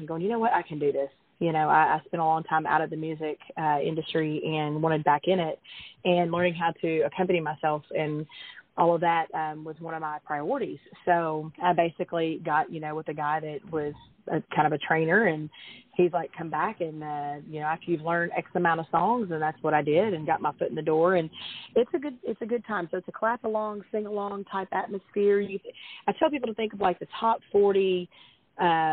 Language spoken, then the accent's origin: English; Little Rock, Arkansas, United States; I'm from Little Rock, Arkansas